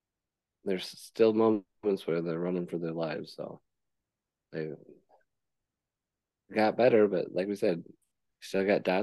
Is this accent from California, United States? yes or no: no; Indiana, United States; we're both from Indiana.